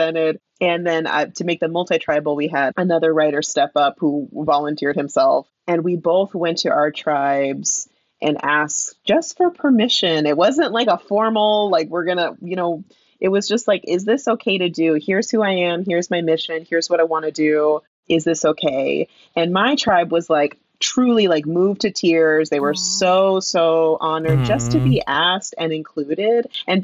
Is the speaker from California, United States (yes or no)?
yes; San Diego, California, United States; also born or lived in Santa Barbara County, California; San Diego, which is my hometown, really. Like, that's where I spent most of my time.